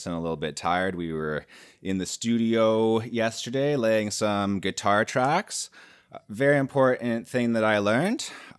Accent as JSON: {"language": "English", "country": "Canada", "said": "I'm a Canadian guy."}